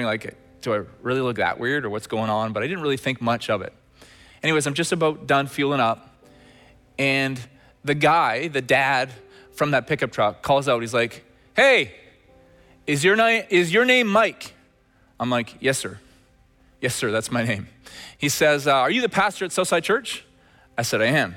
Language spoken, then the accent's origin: English; Red Deer, Alberta, Canada; moved away; my days growing up in Red Deer, Alberta